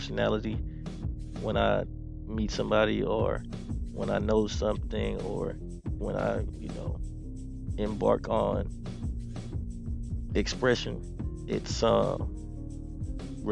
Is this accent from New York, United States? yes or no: no; Houston, Texas, United States; I'm from Houston, Texas